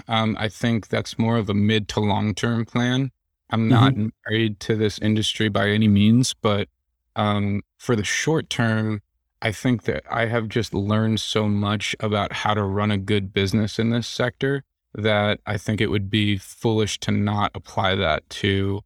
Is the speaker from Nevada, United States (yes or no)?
no; New York City, New York, United States; I come from the New York City area. The food just doesn't hold a candle to what I'm used to.